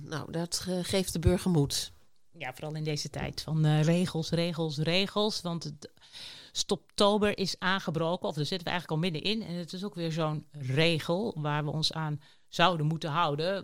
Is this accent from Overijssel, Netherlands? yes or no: yes; Almelo, Overijssel, Netherlands; Ik ben in Almelo geboren